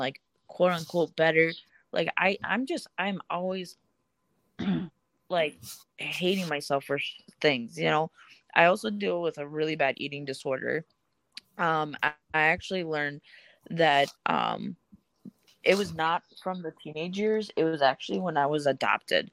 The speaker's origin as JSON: {"language": "English", "country": "Russia", "moved": "yes", "lives_now": "Minnesota, United States", "said": "I'm from Russia."}